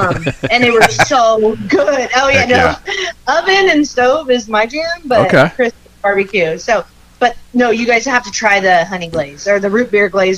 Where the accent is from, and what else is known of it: Ramona, California, United States; born or raised there; also born or lived in San Diego